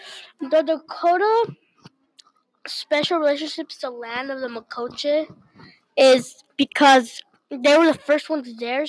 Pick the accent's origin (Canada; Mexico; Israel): Mexico; now in Minnesota, United States; Dimatanhan. I am from Mexico.